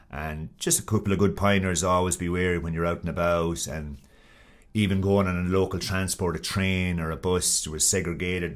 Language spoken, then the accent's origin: English; South Laois, Ireland; moved away as an adult; also born or lived in Australia / United States; now in Sri Lanka; I'm from South Leash there, about seven miles from Carlow town